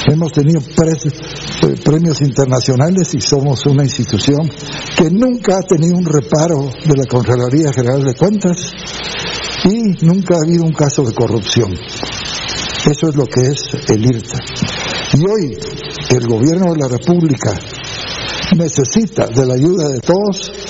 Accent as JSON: {"language": "Spanish", "country": "Guatemala", "said": "todos los que somos guatemaltecos y que queremos a Guatemala"}